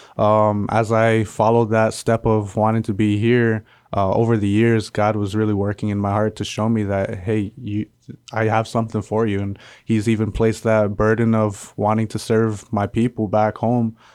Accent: Palau; moved away as an adult; I come from the island of Palau.

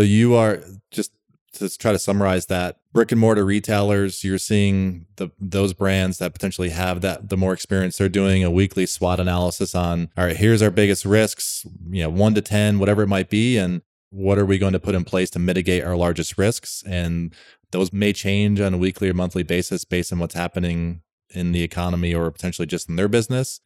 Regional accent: Rochester, New York, United States; I'm from Rochester, New York originally.

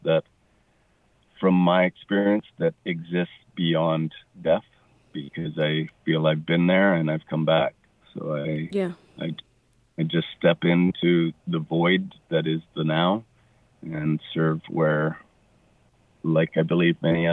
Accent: Cowichan Valley, British Columbia, Canada; also born or lived in Victoria, British Columbia; I was born in Victoria and raised up in the Cowichan Valley.

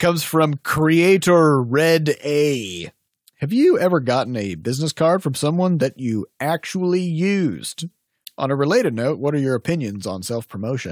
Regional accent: United States; I'm American

